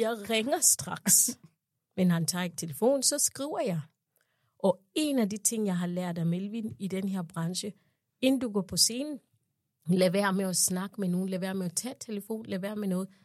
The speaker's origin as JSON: {"language": "Danish", "country": "Uganda", "moved": "as an adult", "lives_now": "Denmark", "said": "jeg kommer jo fra Uganda"}